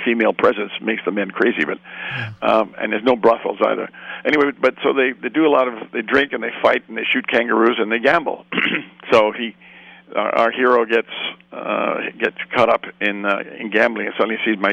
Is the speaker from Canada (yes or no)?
yes; Canada; moved away; being a Canadian, when I arrived in Australia